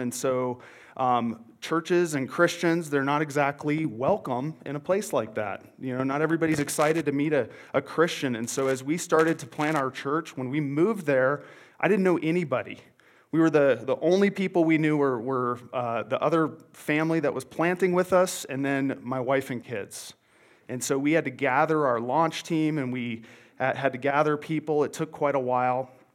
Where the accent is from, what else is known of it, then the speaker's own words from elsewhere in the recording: Montana, United States; now in Longmont, United States; I'm originally from Montana